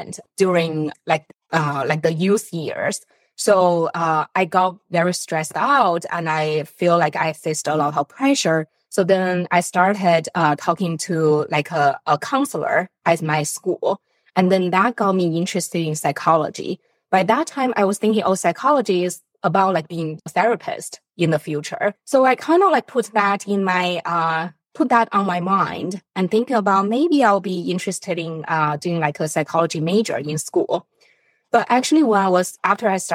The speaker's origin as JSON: {"language": "English", "region": "northern China", "country": "China", "tie": "born or raised there", "also_born_or_lived": "Zhejiang, China / Urbana-Champaign, United States / Stanford, United States", "moved": "as an adult", "said": "I came from China, and I was born and raised in north part of China."}